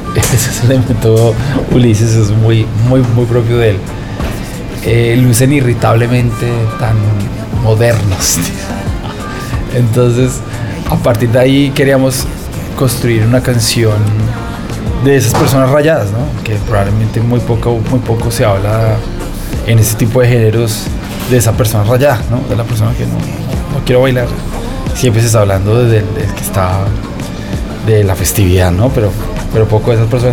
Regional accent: Colombia; en Colombia, el que nació en los 80s o en los 70s, yo nací en los 80s, el 85

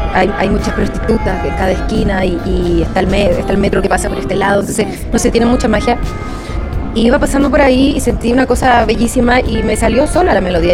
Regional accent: Viña del Mar, Valparaíso, Chile; moved away as an adult; now in Mexico; sí, soy chilena, nací en Viña del Mar

